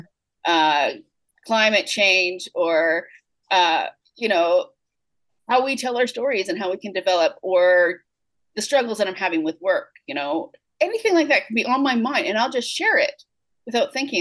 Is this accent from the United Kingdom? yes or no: no; Canada; I'm a good Canadian girl.